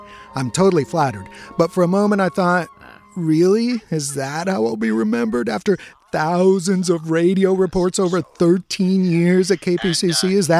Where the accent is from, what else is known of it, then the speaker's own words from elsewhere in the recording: San Diego, California, United States; first language Spanish; English is a second language; also born or lived in Mexico; I was born in Mexico. Spanish was my first language. Then I learned English when we moved to San Diego when I was 7.